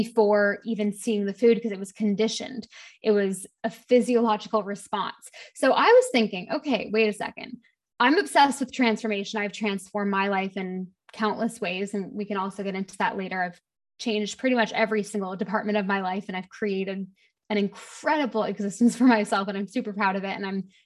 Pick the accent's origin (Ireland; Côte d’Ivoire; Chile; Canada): Canada; moved away as an adult; also born or lived in London, United Kingdom; now in Bahamas; I actually live in the Bahamas right now, but I'm originally Canadian, lived in London for most of my early 20s